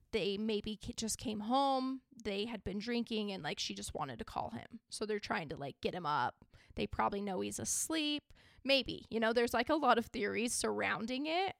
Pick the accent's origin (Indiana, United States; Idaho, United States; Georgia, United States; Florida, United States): Idaho, United States; I am from Idaho